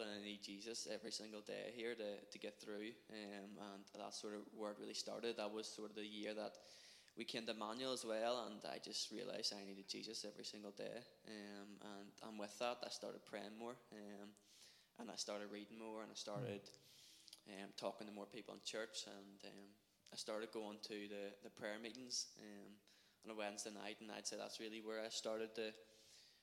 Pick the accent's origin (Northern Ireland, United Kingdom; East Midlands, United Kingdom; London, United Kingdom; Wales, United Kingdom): Northern Ireland, United Kingdom; Portadown; when I was growing up, I was brought up in the Methodist Church in Edenderry in Portadown.